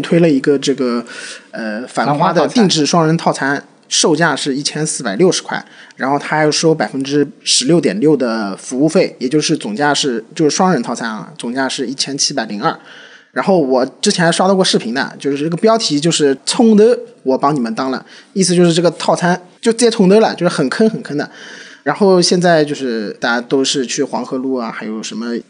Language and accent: Chinese; Shanghai, China; 虽然我不是上海人，嗯，但是因为我从小在上海长大嘛，然后上海话也会一些